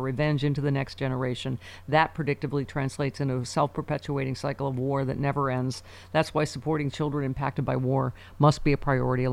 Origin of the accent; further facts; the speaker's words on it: Lockport, New York, United States; Lackport, my hometown